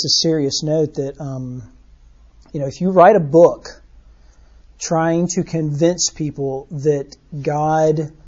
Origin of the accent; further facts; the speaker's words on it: Birmingham, Alabama, United States; I grew up here in Birmingham on the north side of town